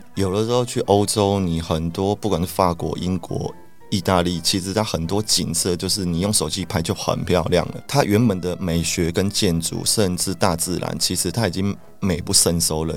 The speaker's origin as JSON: {"language": "Chinese", "country": "Taiwan", "said": "我们台湾人"}